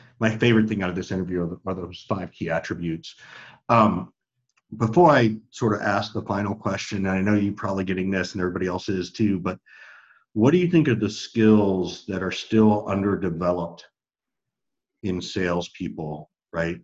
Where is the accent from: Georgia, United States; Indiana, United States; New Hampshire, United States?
Georgia, United States; Macon; moved away; also born or lived in Arizona / Denver, Colorado / Ohio / San Francisco; I grew up in Macon, Georgia